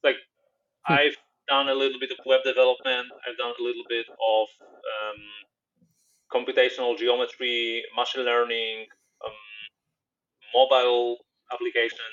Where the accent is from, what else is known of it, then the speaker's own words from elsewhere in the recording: Poland; also born or lived in Krakow; I come from Poland